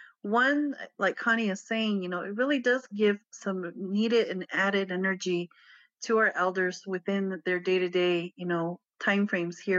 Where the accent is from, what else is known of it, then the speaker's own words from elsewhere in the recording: Pueblo of Acoma, New Mexico, United States; I grew up in the Pueblo of Acma. I am biracial. I grew up there on reservation